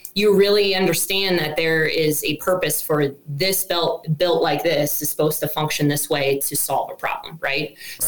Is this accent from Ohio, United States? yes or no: yes; Columbus, Ohio, United States; moved away; so I grew up in Columbus, Ohio. I was a city gal who had zero experience hunting